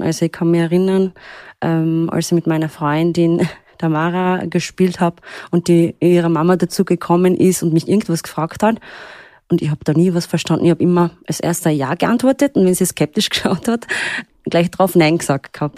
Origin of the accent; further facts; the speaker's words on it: Upper Austria, Austria; first language Turkish; German is a second language; moved away as an adult; now in Graz, Austria; Ich bin in Oberösterreich aufgewachsen, völlig in der Pampa